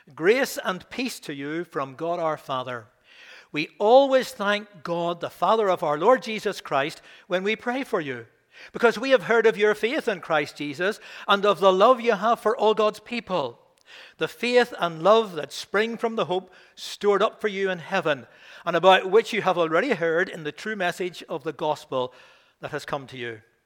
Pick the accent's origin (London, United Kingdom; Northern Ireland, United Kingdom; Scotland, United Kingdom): Northern Ireland, United Kingdom; Belfast; also born or lived in Rathfriland; I didn't come from the country originally, I came from Belfast